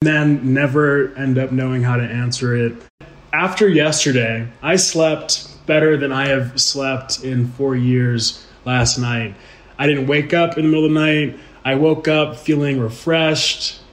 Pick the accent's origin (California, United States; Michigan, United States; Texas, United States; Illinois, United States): Texas, United States; Houston; moved away as an adult; now in Colorado, United States; I was born and raised in Houston, Texas, which is a city known as the energy capital of the world